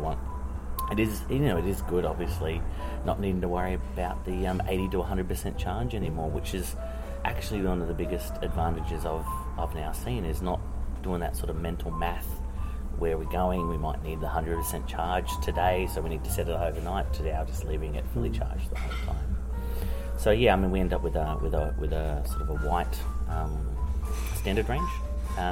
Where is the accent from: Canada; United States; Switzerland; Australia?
Australia; moved away as an adult; now in New Zealand; I'm actually Australian, and I've been in here for about 12 years in New Zealand